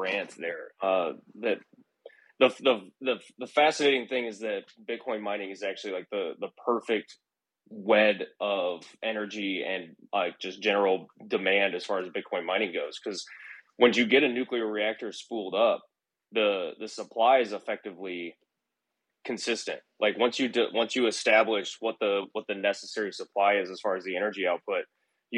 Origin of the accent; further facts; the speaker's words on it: Iowa, United States; moved away; there was a reactor in my hometown back in Iowa, the Duane Arnold facility.